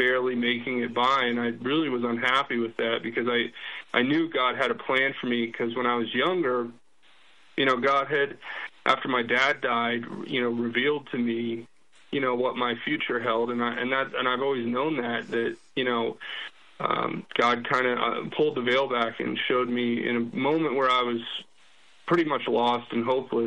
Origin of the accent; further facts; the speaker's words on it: Florida, United States; moved away as an adult; also born or lived in New Mexico; growing up in Florida